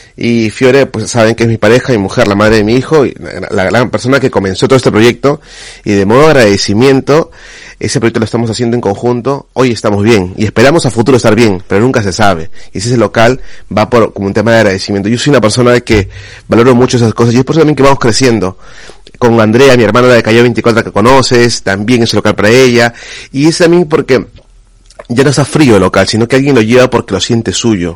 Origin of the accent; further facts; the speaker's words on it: Peru; now in Spain; Siendo peruano